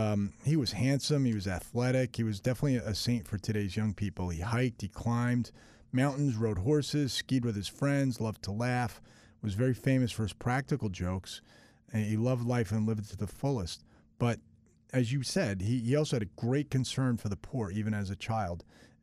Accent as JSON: {"language": "English", "area": "Long Island", "region": "New York", "country": "United States", "tie": "born or raised there", "moved": "yes", "said": "I grew up in Long Island"}